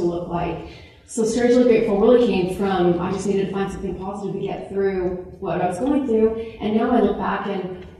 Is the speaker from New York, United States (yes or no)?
no; California, United States; now in Utah, United States; I grew up in California. We moved to Utah